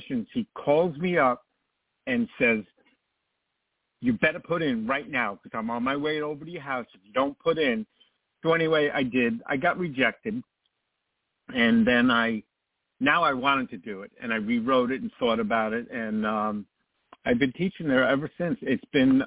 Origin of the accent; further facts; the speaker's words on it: New York, United States; New York, which is my hometown